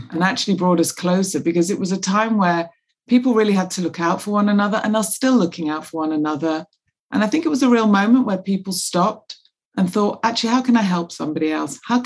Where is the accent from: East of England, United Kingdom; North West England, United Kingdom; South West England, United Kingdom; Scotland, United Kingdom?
North West England, United Kingdom; Manchester; now in London, United Kingdom; I grew up in the north of England in Manchester